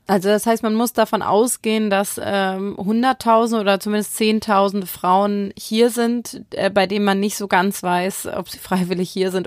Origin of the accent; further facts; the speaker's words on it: Hamburg, Germany; ich bin in Hamburg aufgewachsen